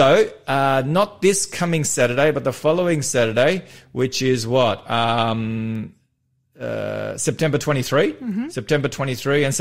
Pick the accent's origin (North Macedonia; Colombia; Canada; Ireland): North Macedonia; I'm from Macedonia